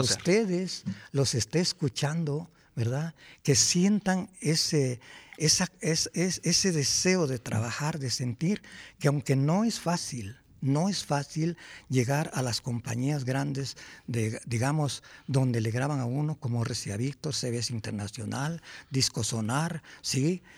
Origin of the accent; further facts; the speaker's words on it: Chalcatzingo, Morelos, Mexico; yo soy de Chalcatzingo, Morelos